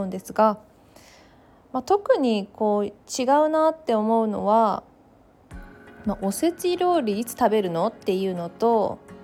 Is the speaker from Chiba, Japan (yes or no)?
no; Takayama, Gifu, Japan; now in Tokyo, Japan; 実家から送ってもらった飛騨高山のお餅